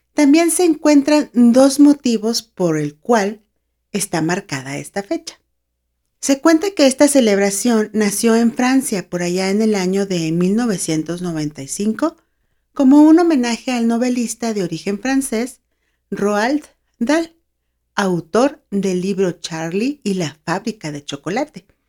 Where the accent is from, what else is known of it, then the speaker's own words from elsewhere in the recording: Mexicali, Baja California, Mexico; now in San Luis Potosí, Mexico; Yo nací en Mexicali, Baja California, pero ya tengo bastantes años viviendo en San Luis Potosí, acá en México